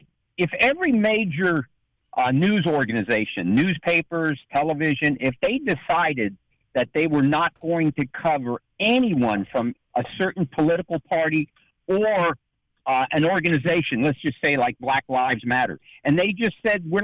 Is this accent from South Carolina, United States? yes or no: no; San Francisco, California, United States; moved away; I'm originally from San Francisco